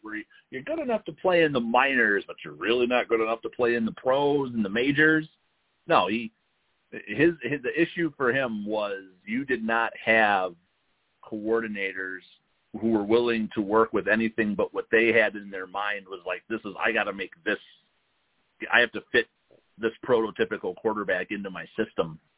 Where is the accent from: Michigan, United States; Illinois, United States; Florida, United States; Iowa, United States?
Illinois, United States; Chicago; we're from Chicago